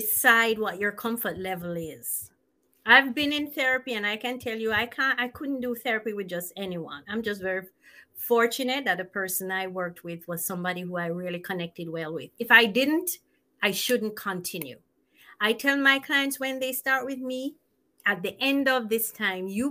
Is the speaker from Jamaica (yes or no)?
yes; Jamaica; moved away; I'm from Jamaica